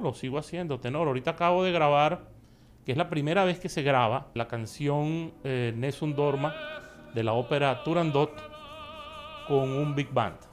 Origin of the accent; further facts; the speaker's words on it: Venezuela; moved away as an adult; now in Miami, United States; formé parte de grupos bastante famosos en mi país que ganaron hasta el premio mayor en mi país llamado Puro de Oro. Y em, bueno, fui poco a poco haciendo relaciones y estudiando con los mejores maestros de allá de Venezuela